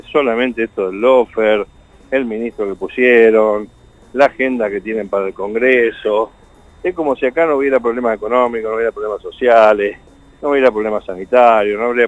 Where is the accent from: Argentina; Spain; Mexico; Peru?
Argentina; Santa Fe; nosotros no, no, tenemos como santafesinos la costumbre de, estar tan atrás